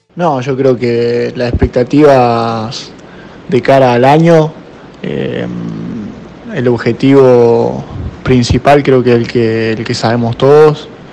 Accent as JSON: {"language": "Spanish", "town": "Lincoln", "region": "Buenos Aires Province", "country": "Argentina", "tie": "born or raised there", "also_born_or_lived": "Coronel Du Graty, Chaco", "moved": "as an adult", "said": "Empecé a jugar de muy chiquito, a los cuatro años, en un club de Coronel Durati Chaco, Club Atlético Marcelino Garte. Después me fui a vivir a Lincoln, provincia de Buenos Aires, jugué en Rivadavia de Lincoln hasta los 14 años"}